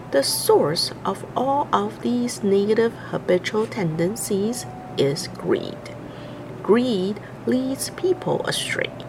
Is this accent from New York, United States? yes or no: yes; New York, United States